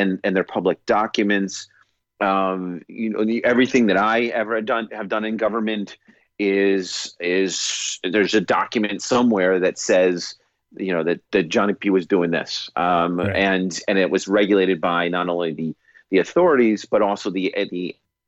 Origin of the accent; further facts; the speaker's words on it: United States; we're both American